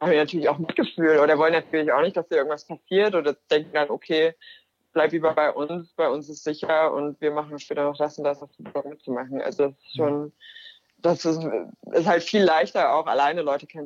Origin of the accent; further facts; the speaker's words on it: Germany; oh, ja, hi, ich bin meine Kamera, ich komme aus Deutschland.